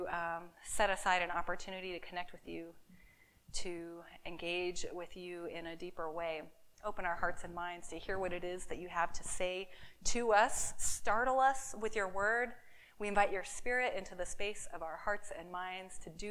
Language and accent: English; Seattle, Washington, United States; my hometown of Seattle, Washington